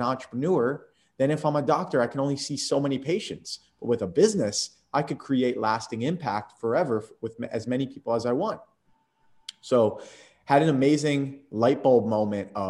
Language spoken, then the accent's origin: English; Atlantic City, New Jersey, United States; moved away as an adult; also born or lived in Philadelphia / Tampa, Florida; I was lucky enough to be born in Philadelphia and raised in Atlantic City area